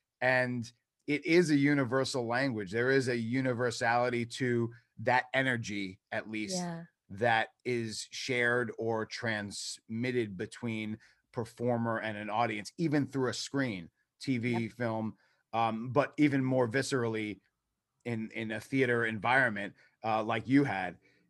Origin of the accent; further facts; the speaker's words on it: New York, United States; like everyone else I grew up like with in New York.